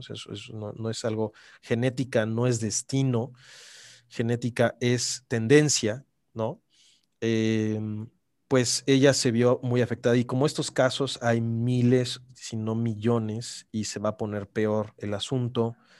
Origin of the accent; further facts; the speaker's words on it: Mexico; me da mucho orgullo serlo como mexicano